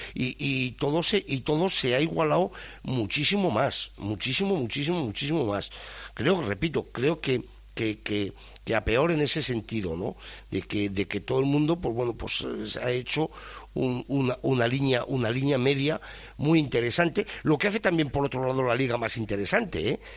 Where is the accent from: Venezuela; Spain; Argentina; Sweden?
Spain; como español